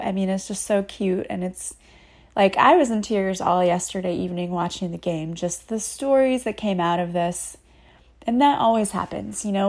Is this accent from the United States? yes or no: yes; Collinsville, Illinois, United States; I am from Collinsville, Illinois, which is a suburb of Saint Louis.